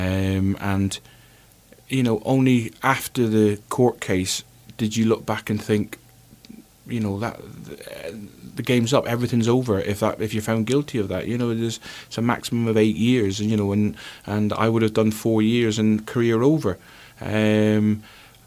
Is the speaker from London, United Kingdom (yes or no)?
no; Plymouth, South West England, United Kingdom; moved away; also born or lived in Scotland; I played for Plymouth, and it was my hometown club